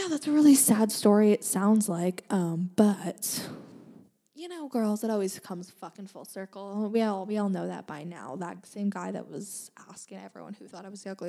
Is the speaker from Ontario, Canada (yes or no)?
no; Langley, British Columbia, Canada; I am from Langley, British Columbia, Canada